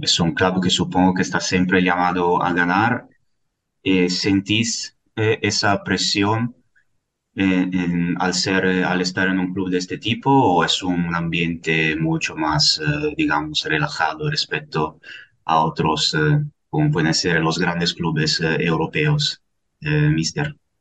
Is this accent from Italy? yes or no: yes; Italy; moved away; yo también quería tirar por mi tierra, ya que soy italiano